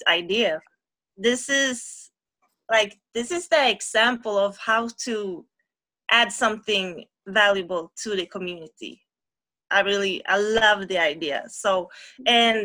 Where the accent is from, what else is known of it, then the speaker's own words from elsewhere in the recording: Gothenburg, Västra Götaland, Sweden; I'm from Sweden, Gothenburg, where I live, and I'm raised here.